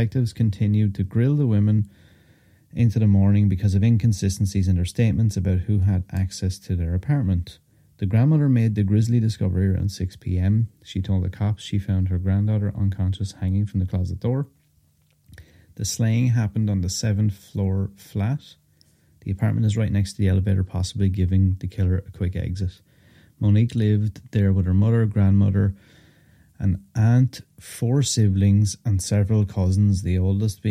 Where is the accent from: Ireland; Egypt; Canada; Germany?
Ireland; I'm from Ireland